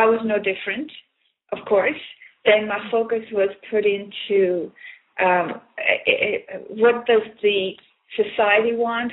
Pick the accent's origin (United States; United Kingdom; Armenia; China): Armenia; moved away as an adult; now in Canada; I was born in Armenia, which is used to be part of USSR. And when I moved to Canada in 1976, I experienced the culture shock